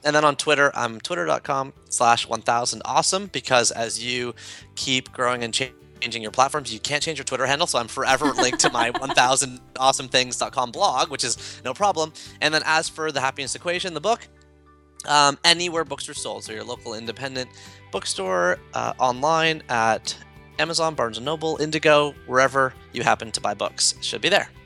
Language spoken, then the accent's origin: English; Toronto, Ontario, Canada; I'm from Toronto